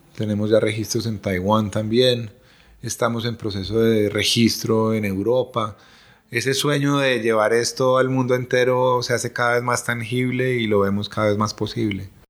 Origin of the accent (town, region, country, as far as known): Colombia